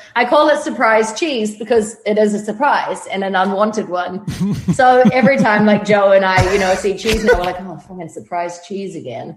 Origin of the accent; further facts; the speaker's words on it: New Zealand; moved away as an adult; now in Los Angeles, United States; I grew up in New Zealand on a farm